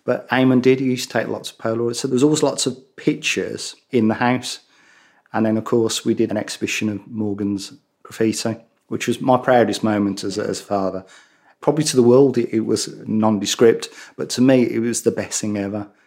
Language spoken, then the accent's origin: English; Birmingham, West Midlands, United Kingdom; accent: Brummie; my Brummie accent